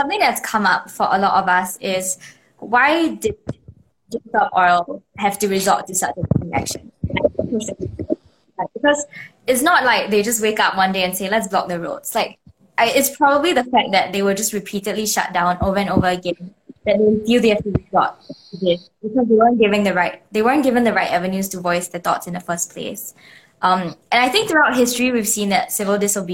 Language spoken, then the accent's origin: English; Singapore; as a Singaporean activist